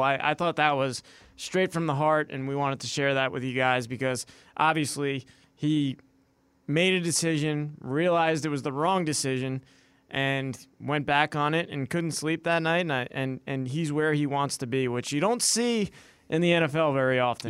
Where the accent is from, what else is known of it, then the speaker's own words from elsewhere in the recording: New York, United States; moved away as an adult; now in Minnesota, United States; I am obviously a born and bred in New York